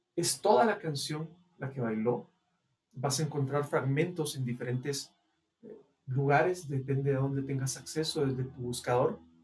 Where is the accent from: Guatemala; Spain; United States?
Guatemala; en el caso de nosotros, los guatemaltecos